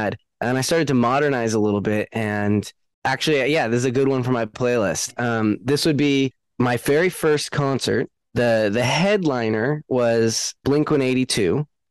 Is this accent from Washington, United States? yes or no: yes; Seattle, Washington, United States; also born or lived in Los Angeles, United States; now in Nashville, United States; I grew up in the Seattle music scene